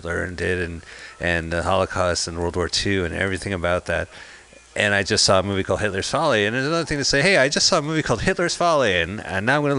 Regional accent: New Jersey, United States; now in San Francisco, United States; we're from New Jersey

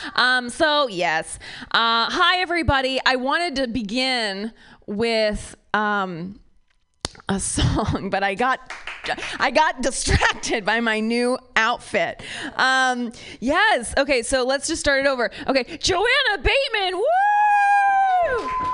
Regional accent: near Cincinnati, Ohio, United States; now in California, United States; I'm from Ohio, uh, the like rural, uh, very conservative part of Ohio near Kentucky. Cincinnati is the city

